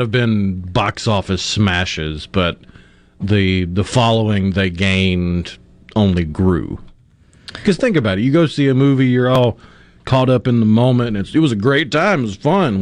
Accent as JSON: {"language": "English", "town": "Tupelo", "region": "Mississippi", "country": "United States", "tie": "born or raised there", "said": "I remember growing up in Tupelo"}